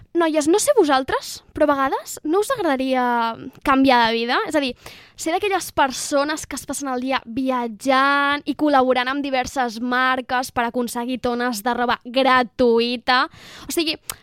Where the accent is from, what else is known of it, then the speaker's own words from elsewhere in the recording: Moià, Catalonia, Spain; d'on soc, del Moianès, Moia